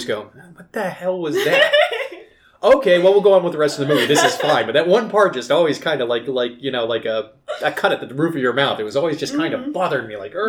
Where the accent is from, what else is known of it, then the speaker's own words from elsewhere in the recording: the South, United States; Spent a lot of my time growing up in the South actually, like, searching out small fishing ponds and stuff in the Pine Barrens